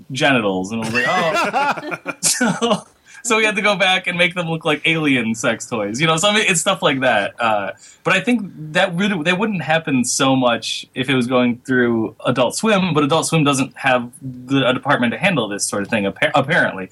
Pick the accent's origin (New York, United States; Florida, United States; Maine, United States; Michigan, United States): Michigan, United States; moved away; I'm from Michigan